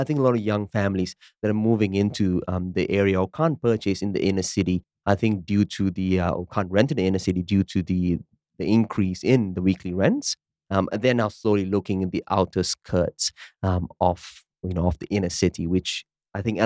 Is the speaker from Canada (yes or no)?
no; Malaysia; now in Perth, Australia; I come from Malaysia